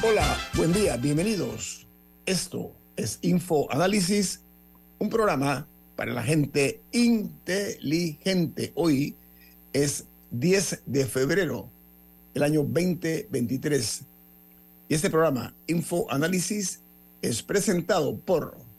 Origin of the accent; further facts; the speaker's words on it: Panama; yo como panameño